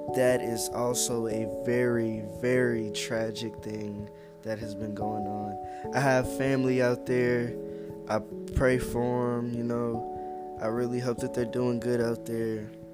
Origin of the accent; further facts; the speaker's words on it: Louisiana, United States; now in Texas, United States; I'm from Louisiana. I live in Texas